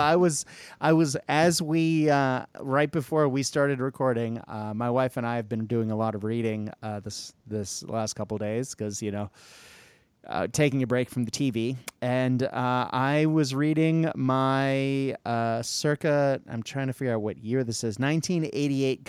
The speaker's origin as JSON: {"language": "English", "country": "United States", "said": "an American who teaches children Australian English"}